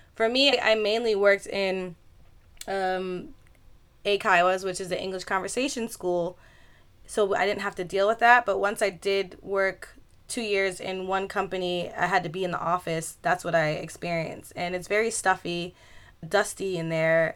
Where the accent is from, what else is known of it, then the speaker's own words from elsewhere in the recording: Westchester County, New York, United States; moved away as an adult; now in Osaka, Japan; My hometown is in New York State, Westchester County, and I left United States to live in Japan when I was twenty-four.